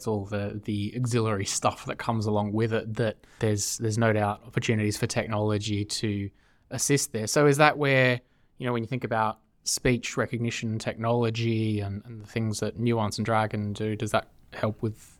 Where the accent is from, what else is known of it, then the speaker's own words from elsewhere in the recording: Australia; accent: Australian; Siri still doesn't cope too well with my poor Australian accent